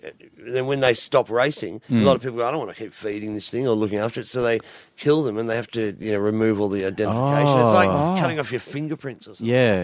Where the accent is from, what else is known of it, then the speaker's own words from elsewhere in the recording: Geelong, Victoria, Australia; also born or lived in Detroit, United States; I went to school in Geelong.